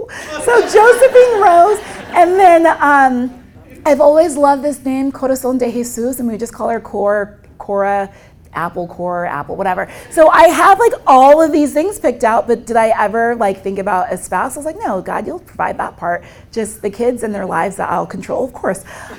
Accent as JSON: {"language": "English", "country": "Nigeria", "said": "if you're calling me out of ministry, I'm Nigerian."}